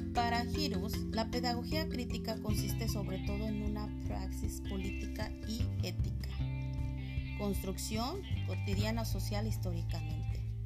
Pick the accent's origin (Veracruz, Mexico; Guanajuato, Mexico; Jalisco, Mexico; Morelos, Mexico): Morelos, Mexico; also born or lived in State of Mexico; Soy del estado de Morelos y trabajo a nivel secundaria en el estado de México